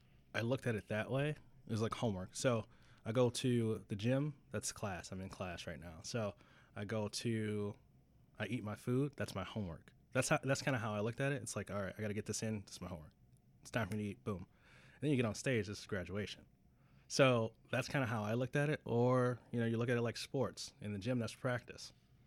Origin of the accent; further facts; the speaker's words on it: Wisconsin, United States; And I'm from Wisconsin.